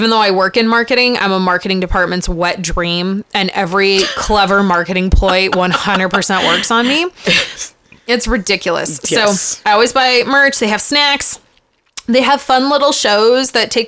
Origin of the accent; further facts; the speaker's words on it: United States; We're American.